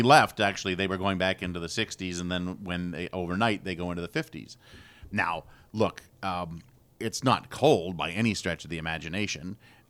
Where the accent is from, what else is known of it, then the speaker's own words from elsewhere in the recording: Canada; And I'm from Canada